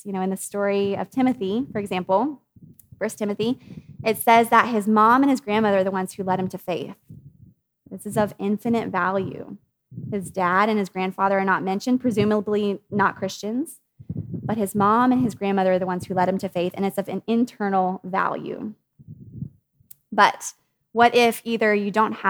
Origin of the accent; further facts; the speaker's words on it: United States; as American women